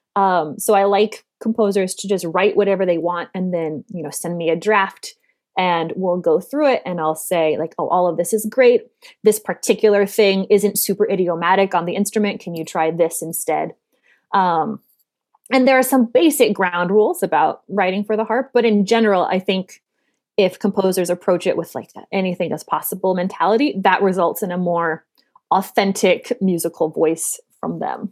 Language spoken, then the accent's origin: English; Denver, Colorado, United States; also born or lived in New York City; now in Dallas, United States; my home state of Colorado